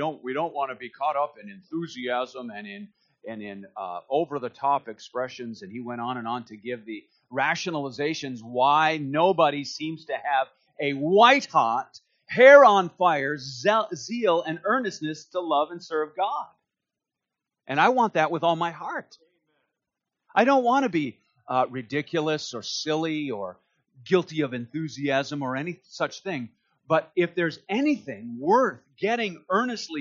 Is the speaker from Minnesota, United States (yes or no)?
yes; Duluth, Minnesota, United States; I grew up in Duluth, Minnesota